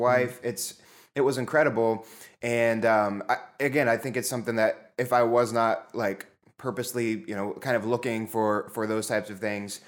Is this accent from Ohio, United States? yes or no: yes; Zanesville, Ohio, United States; I grew up in Zanesville, Ohio